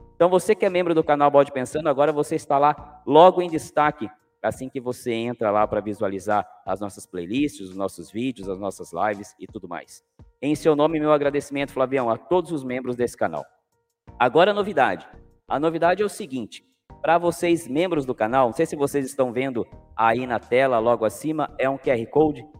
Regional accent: Cananéia, São Paulo, Brazil; eu sou de Cananéia

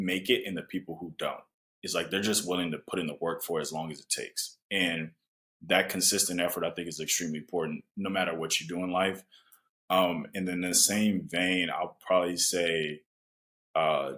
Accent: United States; also born or lived in Japan

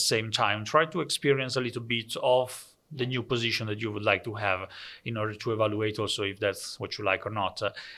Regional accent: Italy; English is a second language; moved away as an adult; now in Netherlands; so for me it was a completely different world when I came from Italy to the Netherlands. I used to work in Italy for a bank, for some offices

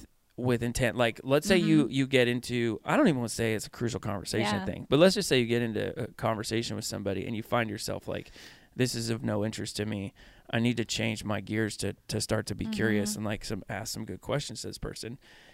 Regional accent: Pennsylvania, United States; but it's almost like, I'm from Pennsylvania. So everything sounds like a question.

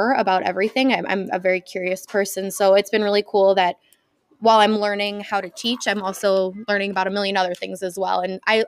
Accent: Naperville, Illinois, United States; I was born in Naperville, grew up in Naperville. Now I work in Naperville.

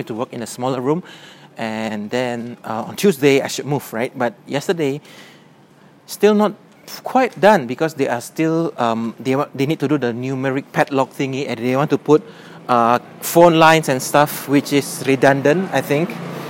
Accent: Medan, North Sumatra, Indonesia; in Indonesia, my hometown Medan

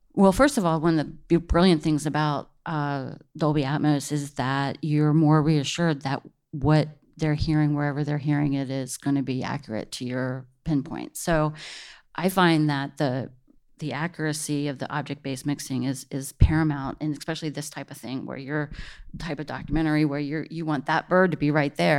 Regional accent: Washington, District of Columbia, United States; I'm from the East Coast, from the D C area

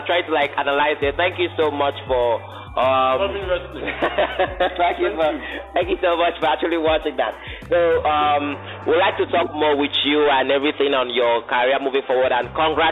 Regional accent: Nigeria; as a Nigerian

